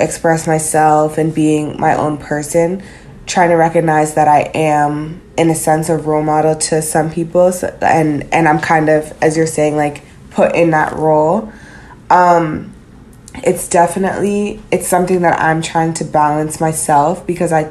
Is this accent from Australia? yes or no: no; Canada; moved away as an adult; also born or lived in Florida; now in United States; growing up in Canada, being in the States